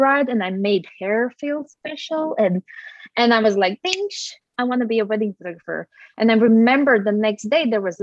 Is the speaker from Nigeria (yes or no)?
no; Latvia; moved away as an adult; now in Norway; I have been on and off living outside of Latvia. Latvia is my home country. So I have lived in Norway